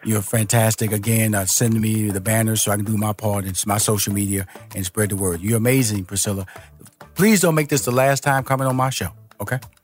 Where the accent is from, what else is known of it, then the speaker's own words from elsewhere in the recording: Houston, Texas, United States; now in Atlanta, United States; I was born and raised in Houston